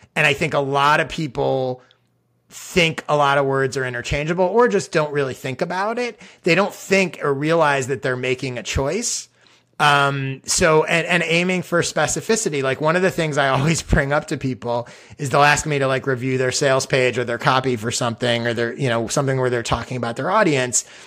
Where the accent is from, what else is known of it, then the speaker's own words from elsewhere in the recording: Chicago, Illinois, United States; I grew up in Chicago